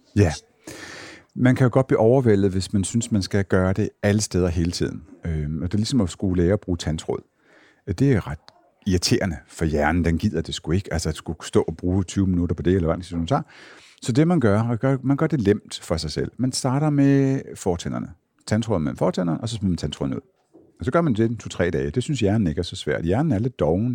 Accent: Jutland, Denmark; moved away; Nu kommer jeg fra Jylland

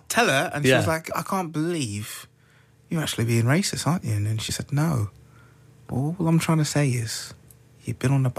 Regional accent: London, United Kingdom; I was born in Hammersmith Hospital.

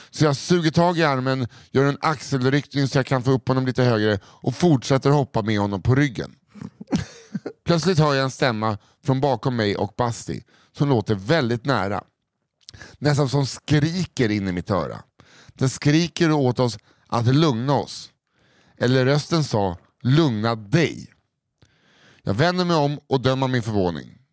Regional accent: Kiruna, Norrbotten County, Sweden; Långt i norr finns en stad som heter Kiruna. Varför läser jag som att det vore... Kiruna. Kiruna. Där har jag vuxit upp.

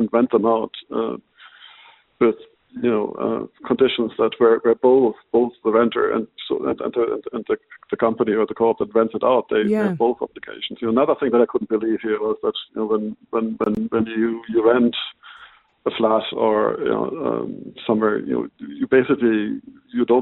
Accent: Germany; moved away as an adult; now in Ireland; I grew up in Germany. I moved to Ireland maybe 30, 35 years ago

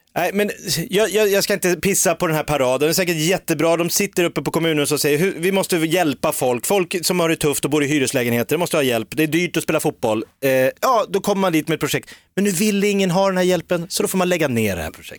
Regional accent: Järfälla, Stockholm County, Sweden; also born or lived in Nacka; Jag är ju från Sångvägen i Jakobsberg

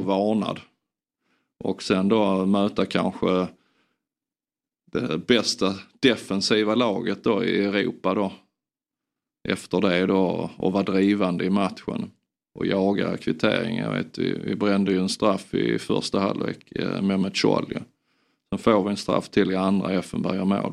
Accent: Sweden

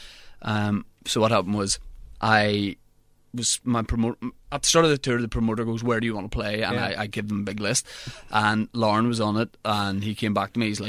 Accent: Holywood, Northern Ireland, United Kingdom; growing up in Hollywood, and I'm not from like the posh part of Hollywood

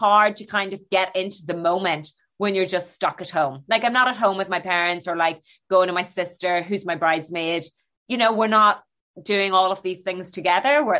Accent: Northern Ireland, United Kingdom; now in London, United Kingdom; I'm from the North

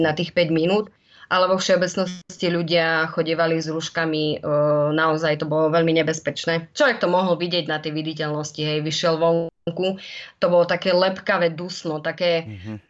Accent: Spišská Nová Ves, Košice Region, Slovakia; moved away as an adult; now in Sydney, Australia; som zo Spiskej Novej Sy, uh-huh. Mhm. kde vlastne sme si prežili celú mladosť aj s mojimi súrodencami

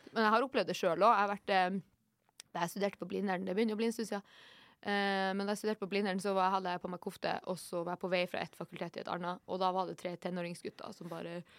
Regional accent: Norway; also born or lived in Oslo; jeg er jo nordmann

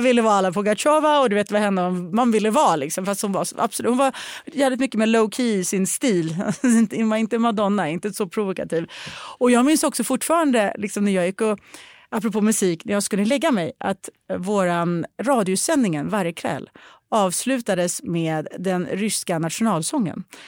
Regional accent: Sweden; jag är svensk

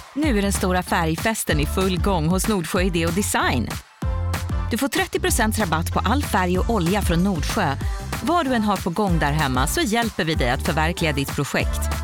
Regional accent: Stockholm, Stockholm County, Sweden; jag är ju uppvuxen i Stockholms innerstad

